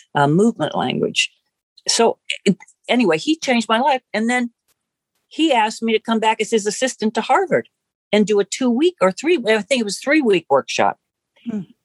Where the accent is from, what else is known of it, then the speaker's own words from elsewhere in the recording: Ohio, United States; growing up in Ohio